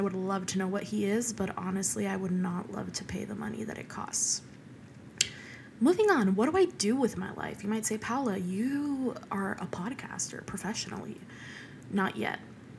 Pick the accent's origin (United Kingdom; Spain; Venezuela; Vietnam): Venezuela; born there; And speaking of Hispanic, I am Hispanic. I was born in Venezuela, and my dad was born in Venezuela, and my mom was born in Ecuador.